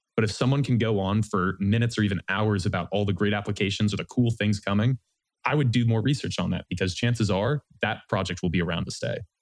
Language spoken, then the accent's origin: English; Vermont, United States; moved away as an adult; also born or lived in New Orleans, Louisiana; now in Austin, United States; Originally, I'm from Vermont in the United States